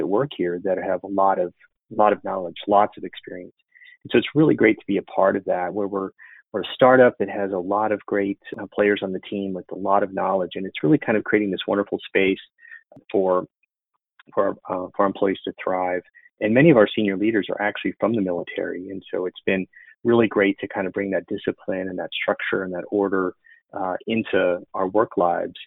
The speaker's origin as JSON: {"language": "English", "region": "Illinois", "country": "United States", "tie": "born or raised there", "also_born_or_lived": "Chicago, Illinois", "moved": "as an adult", "lives_now": "Austin, United States", "said": "I'm originally from Illinois. I grew up on the Mississippi River on the border of Iowa"}